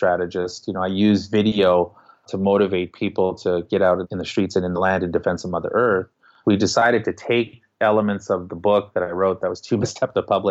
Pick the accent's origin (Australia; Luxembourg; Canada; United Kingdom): Canada; Winnipeg, Manitoba; the things that I went through at their ages growing up in Winnipeg